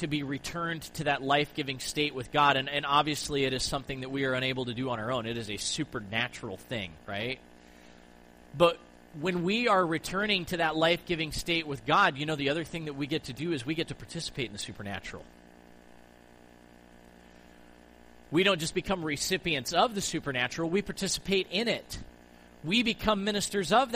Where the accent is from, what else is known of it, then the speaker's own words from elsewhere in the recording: United States; growing up in the United States